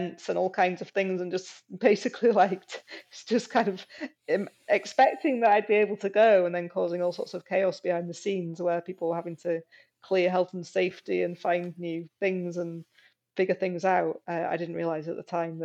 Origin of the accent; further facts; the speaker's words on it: Yorkshire and the Humber, United Kingdom; moved away as an adult; also born or lived in Aberdeen, Scotland; I went to one in Yorkshire, where I'd only 6 months ago left and where my family were